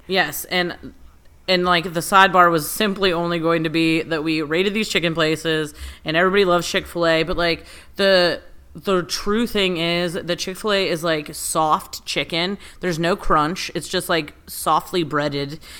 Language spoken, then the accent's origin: English; United States; I was raised in America.